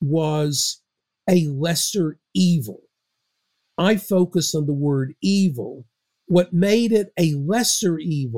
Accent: North Carolina, United States; my home state of North Carolina

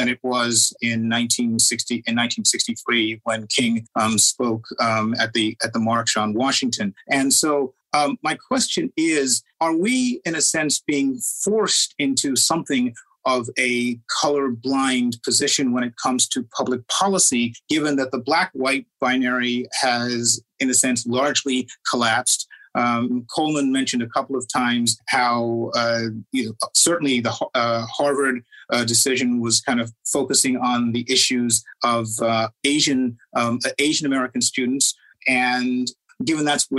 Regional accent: Trinidad & Tobago; moved away; also born or lived in England; I was born in Trinidad and grew up partly in England

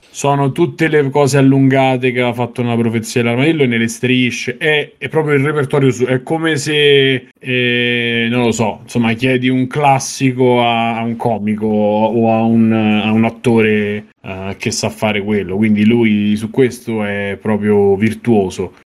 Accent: Rome, Lazio, Italy; io che sono romano

